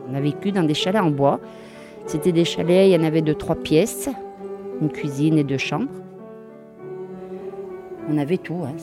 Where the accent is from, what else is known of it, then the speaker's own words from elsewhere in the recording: Givors, Auvergne-Rhône-Alpes, France; Je suis née à Givor.